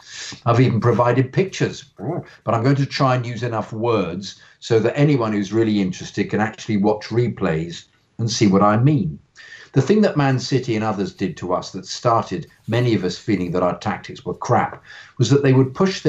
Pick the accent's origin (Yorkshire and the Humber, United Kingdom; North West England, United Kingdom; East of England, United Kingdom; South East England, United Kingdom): South East England, United Kingdom; Margate; born there; I was born in Margate, Kent.